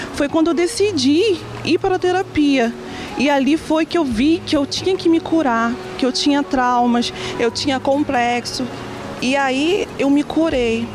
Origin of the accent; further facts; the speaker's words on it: Nova Iguaçu, Rio de Janeiro, Brazil; eu sou de Nova Iguaçu, do estado do Rio de Janeiro.